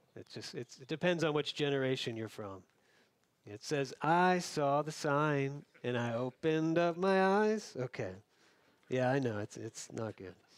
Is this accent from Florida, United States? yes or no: yes; Florida, United States; moved away; where I grew up in Florida